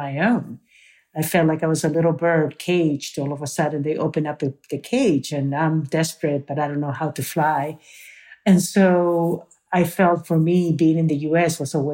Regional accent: Peru; now in United States; from Peru

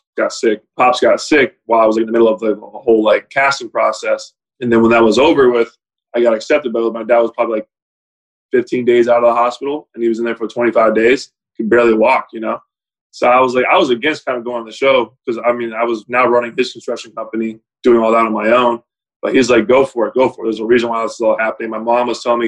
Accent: Jupiter, Florida, United States; I grew up in Jupiter, which was like a land of very good-looking people

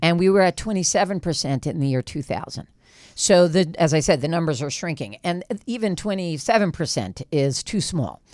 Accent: West Hollywood, California, United States; I'm from West Hollywood, California

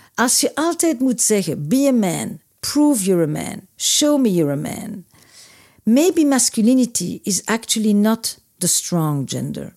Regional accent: Antwerp, Flanders, Belgium; moved away; also born or lived in Brussels; ik nu zit ik in Brussel, maar ik kwam uit Antwerpen

